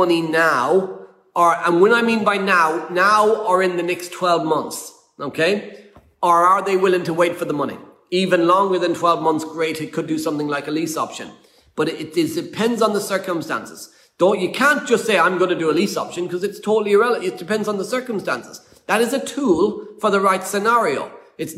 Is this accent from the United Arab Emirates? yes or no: no; Ireland; moved away; we're an Irish family.